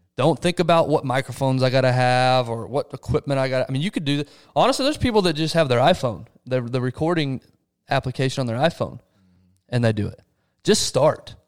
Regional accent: Texas, United States; I'm from Texas

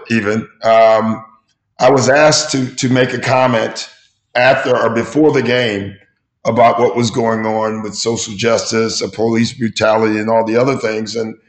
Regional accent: Chicago, Illinois, United States; growing up in Chicago

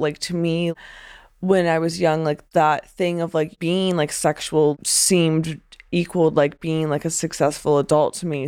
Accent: Pennsylvania, United States; moved away as an adult; I was born in Pennsylvania in nineteen ninety-seven

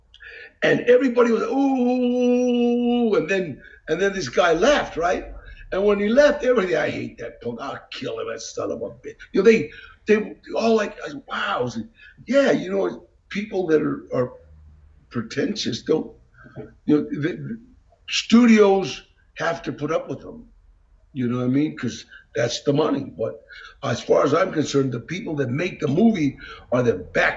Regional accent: Los Angeles, California, United States; growing up in Los Angeles, you become Los Angeles

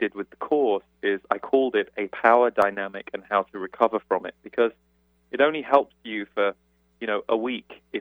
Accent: United Kingdom; moved away as an adult; now in United States; as a British person, I've only lived in the States for 7 years

